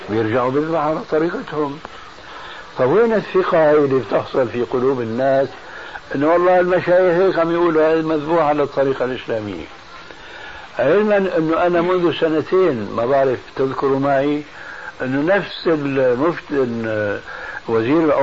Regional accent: Damascus, Damascus Governorate, Syria

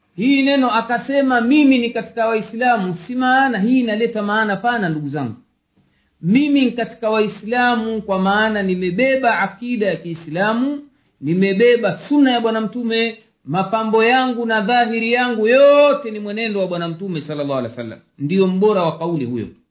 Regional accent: Tanzania; moved away; kule kwetu tanzania kipindi cha ujamaa na kujitegemea

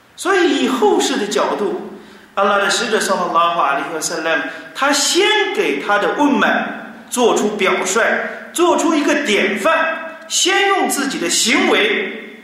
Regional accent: China; 我们中国人

